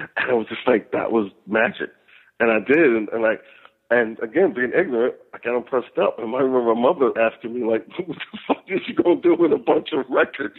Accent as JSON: {"language": "English", "region": "the South", "country": "United States", "tie": "born or raised there", "said": "I was raised in the South too"}